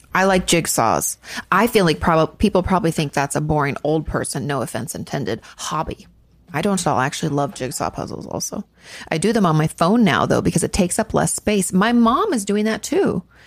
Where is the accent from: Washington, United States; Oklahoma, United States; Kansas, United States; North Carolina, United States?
Washington, United States; moved away; also born or lived in Orange County; I grew up in Washington State